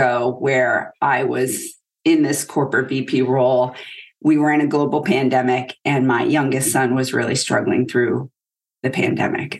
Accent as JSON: {"language": "English", "region": "Maine", "country": "United States", "tie": "born or raised there", "moved": "as an adult", "said": "So I'm a girl from Maine. I grew up in pretty humble beginnings, small town, one traffic light."}